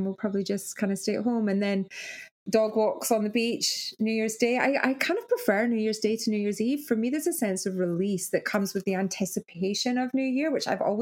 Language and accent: English; Arbroath, Scotland, United Kingdom; moved away as an adult; now in Australia; my hometown Arbroath